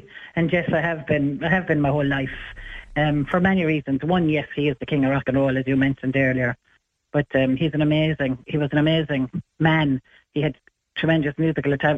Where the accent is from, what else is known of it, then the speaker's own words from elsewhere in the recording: Ireland; I'm from Ireland